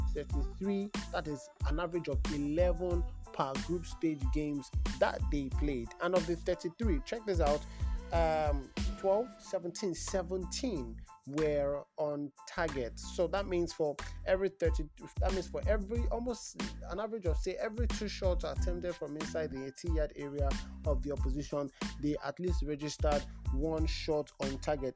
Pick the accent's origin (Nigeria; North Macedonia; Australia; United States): Nigeria; English is a second language; I'm a Nigerian Yoruba boy